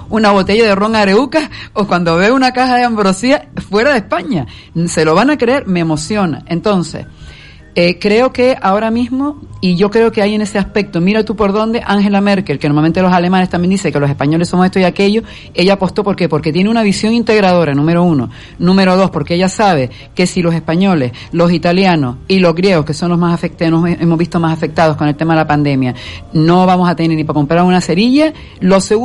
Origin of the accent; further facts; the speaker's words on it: Venezuela; born there; aunque yo nací en Venezuela, pero bueno, mi madre es española